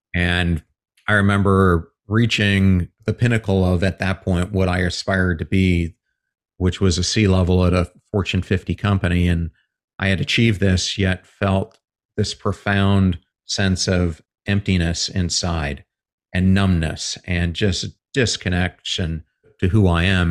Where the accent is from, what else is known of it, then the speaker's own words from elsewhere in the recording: York / Lancaster, Pennsylvania, United States; moved away as an adult; now in Saint Petersburg, United States; I grew up outside of Philly in York slash Lancaster.